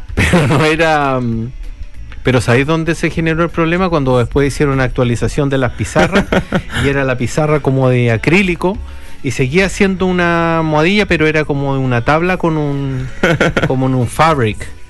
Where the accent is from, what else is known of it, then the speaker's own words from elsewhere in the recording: Chile; now in New Zealand; Nosotros, si bien somos chilenos